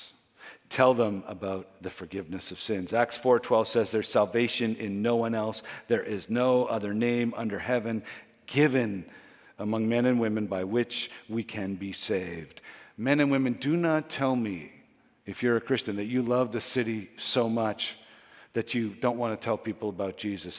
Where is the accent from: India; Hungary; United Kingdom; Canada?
Canada; we're Canadian